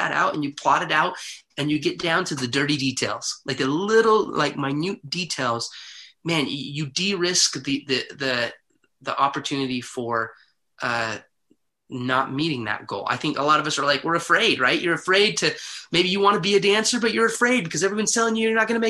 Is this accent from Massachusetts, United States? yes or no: no; Heber City, Utah, United States; I grew up in Heber City, Utah